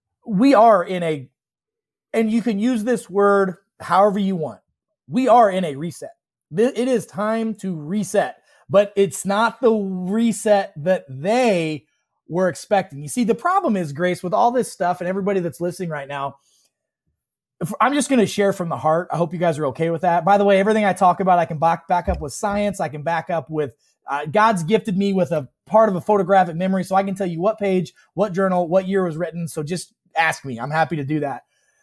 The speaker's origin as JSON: {"language": "English", "region": "Illinois", "country": "United States", "tie": "born or raised there", "said": "You know, I grew up in Central Illinois. I'm the son of a pig farmer. We had more pigs than people where I grew up."}